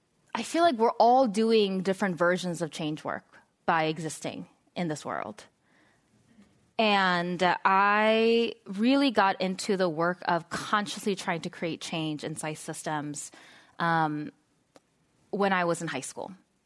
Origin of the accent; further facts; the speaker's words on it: San Diego, California, United States; I grew up in San Diego, a very conservative part of San Diego.